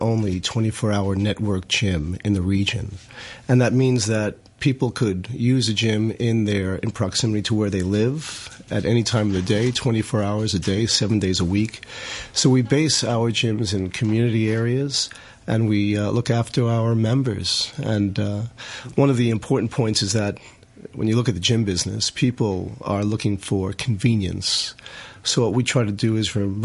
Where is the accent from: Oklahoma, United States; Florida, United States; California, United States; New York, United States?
New York, United States; now in Hong Kong; I'm from New York